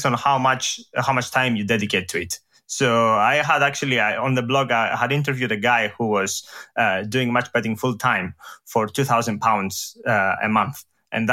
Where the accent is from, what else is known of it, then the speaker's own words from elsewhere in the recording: Greece; English is a second language; moved away as an adult; also born or lived in Edinburgh, United Kingdom; now in London, United Kingdom; I come from Greece. So here's, you know, where this accent comes from.